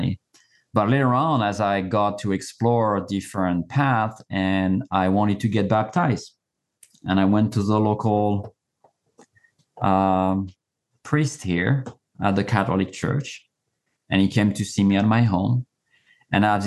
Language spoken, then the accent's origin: English; France; moved away; I was born and raised in France